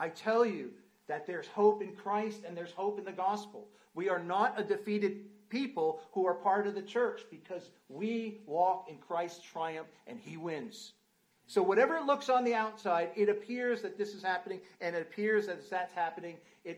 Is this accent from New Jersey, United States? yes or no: yes; North Central New Jersey, United States; moved away as an adult; now in Rugby, United Kingdom; I grew up in New Jersey, North Central New Jersey